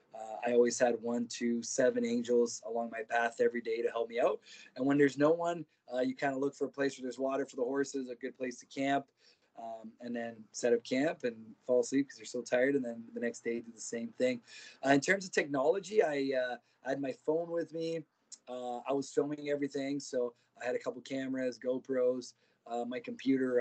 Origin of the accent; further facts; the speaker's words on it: Ontario, Canada; also born or lived in Brazil; when I was nine years old, my parents ended up moving to Canada. I grew up in Ontario, rodeoing